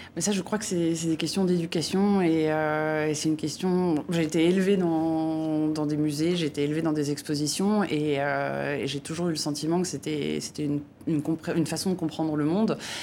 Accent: France; en tant que Français

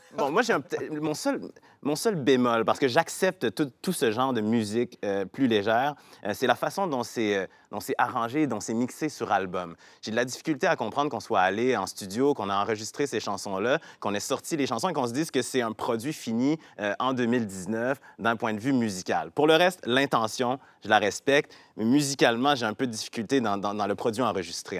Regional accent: Quebec City, Quebec, Canada; Québec, donc ma ville natale, de la région de Québec

